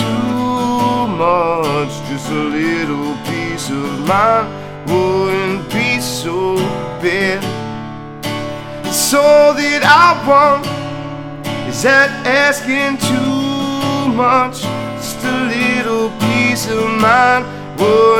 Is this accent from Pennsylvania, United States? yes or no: yes; outside of Philadelphia, Pennsylvania, United States; now in Hilton Head / Bluffton area, United States; I'm from Philly, or outside of Philly